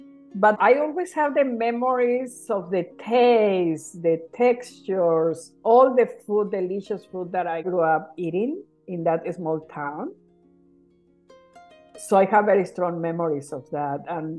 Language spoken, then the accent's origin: English; Tuxpan, Michoacán, Mexico; now in Fresno, United States; I grew up in a small town in the state of Michoacán. It's called Tuxpan.